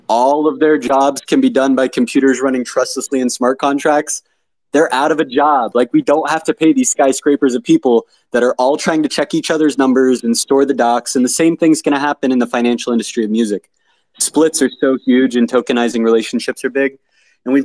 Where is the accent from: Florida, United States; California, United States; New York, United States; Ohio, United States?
Ohio, United States; Cincinnati; I'm from Cincinnati, Ohio